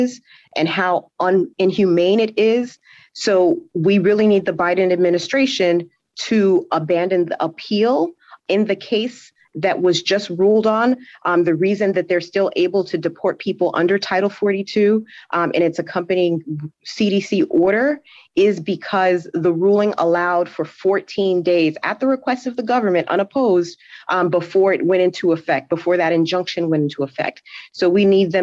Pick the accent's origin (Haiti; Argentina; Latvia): Haiti; now in Florida, United States; as a Haitian immigrant myself, because I was born in Haiti